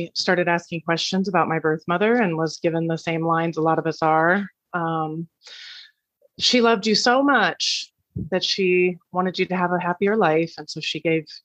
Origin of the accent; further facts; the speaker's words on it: Iowa, United States; born and raised in Iowa, country girl at heart